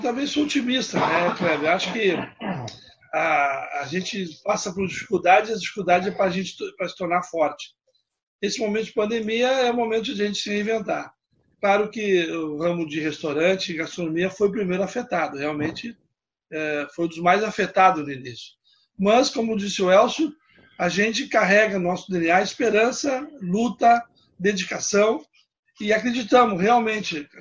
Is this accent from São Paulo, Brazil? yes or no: no; Palmeira das Missões, Rio Grande do Sul, Brazil; moved away; also born or lived in Passo Fundo; eu nasci em Palmeiras das Missões, né? Depois meu pai sempre trabalhava na área de comércio